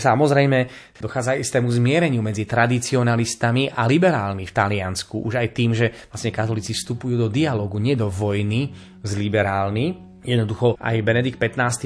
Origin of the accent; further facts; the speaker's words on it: Slovakia; My sme sa Slováci